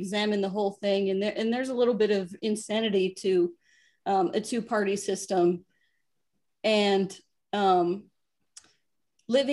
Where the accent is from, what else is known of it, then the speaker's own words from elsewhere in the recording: Wichita, Kansas, United States; moved away as an adult; now in Los Angeles, United States; growing up in Kansas